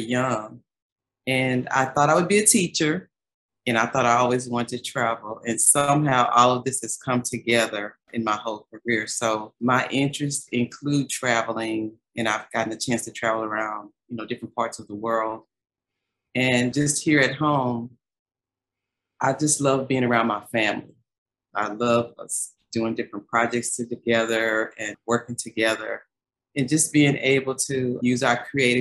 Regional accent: Dallas, Texas, United States; I grew up in South Oak Cliff.

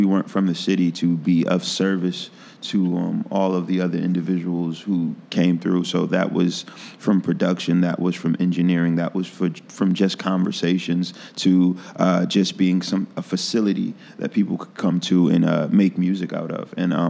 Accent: Philadelphia, Pennsylvania, United States; now in Chicago, United States; I came to Chicago from Philly with my friend Joey Mays, and then I met El Boogie and...

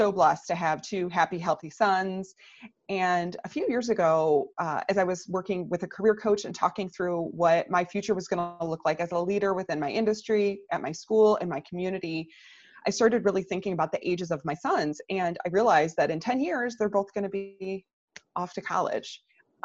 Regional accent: Michigan, United States; now in Naperville, United States; I'm originally from Michigan

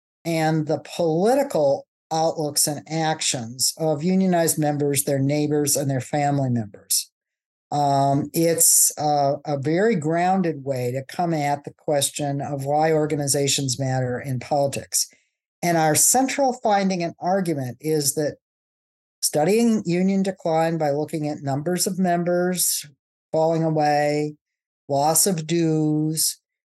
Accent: Wyandotte, Michigan, United States; moved away; I also grew up in the Rust Belt. I grew up in Wyandotte, Michigan, which is south of Detroit.

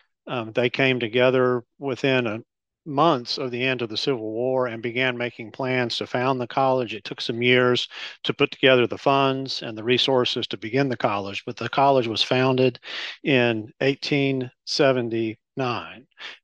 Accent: Nashville, Tennessee, United States; moved away as an adult; also born or lived in Memphis, Tennessee / Waco, Texas; now in Louisville, United States; I grew up in Nashville, Tennessee.

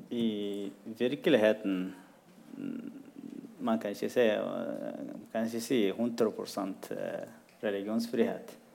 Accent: Eritrea; also born or lived in Sudan; now in Norway; Jeg er fra Eritrea

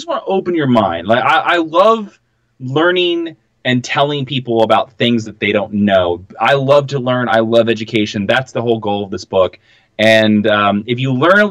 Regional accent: Midwest, United States; I'm not from the American South. I'm from the Midwest

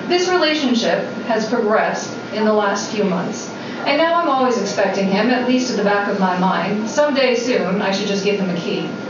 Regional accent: Waltham, Massachusetts, United States; I used to swim when I was younger, a little girl growing up in Waltham, Massachusetts, I was on the swim team.

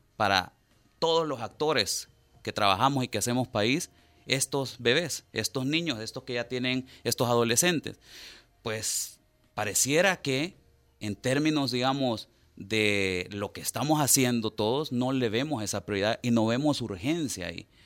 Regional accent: El Salvador; nosotros como sociedad salvadoreña

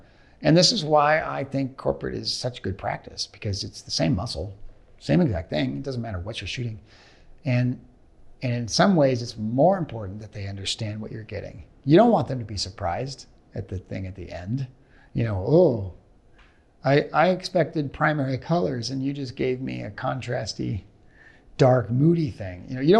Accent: Portland, Oregon, United States; I grew up in Portland, Oregon. The Goonies were shot in Astoria.

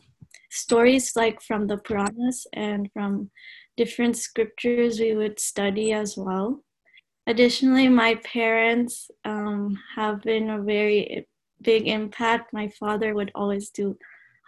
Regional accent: Dallas, Texas, United States; I'm originally from Dallas, Texas

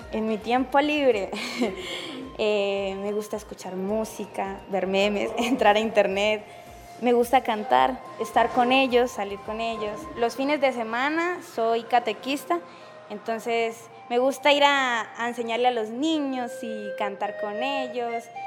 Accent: Pacheli, Norte de Santander, Colombia; soy de Pacheli, no soy nacida, soy criada

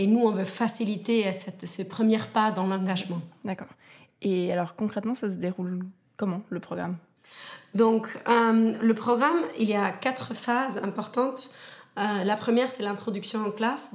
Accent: Argentina; moved away as an adult; now in Switzerland; je suis suissesse, mais née en Argentine

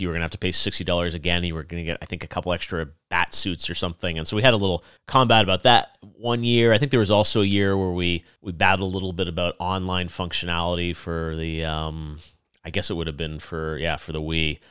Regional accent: Toronto, Ontario, Canada; moved away as an adult; also born or lived in Los Angeles; I moved from Toronto down to Los Angeles for college

